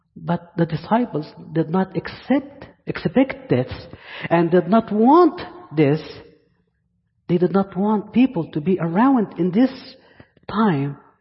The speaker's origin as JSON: {"language": "English", "country": "Egypt", "accent": "Egyptian", "second_language": "English", "moved": "yes", "lives_now": "Virginia, United States", "said": "my Egyptian accent"}